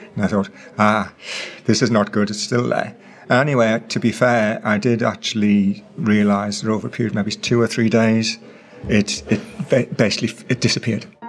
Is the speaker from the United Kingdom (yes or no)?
yes; England, United Kingdom; I'm from England.